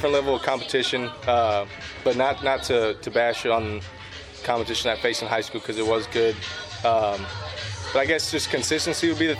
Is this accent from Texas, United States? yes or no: yes; Texas, United States; I'm from Texas